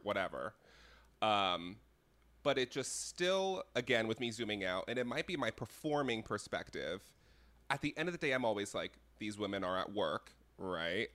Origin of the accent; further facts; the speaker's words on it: Connecticut, United States; I'm from Connecticut